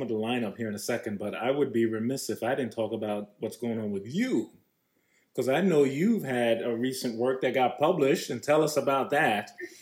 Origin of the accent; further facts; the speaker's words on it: New York, United States; from New York